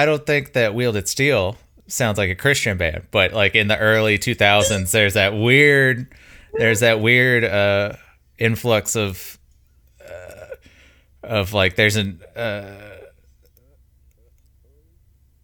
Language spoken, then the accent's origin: English; Mobile, Alabama, United States; moved away as an adult; now in Birmingham, United States; growing up in Mobile, like Pensacola is 45 minutes away